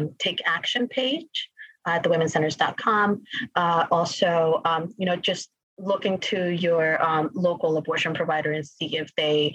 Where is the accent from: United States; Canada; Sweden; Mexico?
Mexico; moved away; I come from Mexico